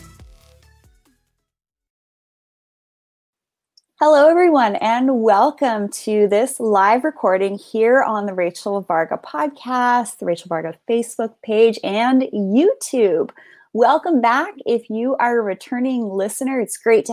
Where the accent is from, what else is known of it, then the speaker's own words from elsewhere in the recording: Canada; I'm from Canada. I grew up playing hockey as well.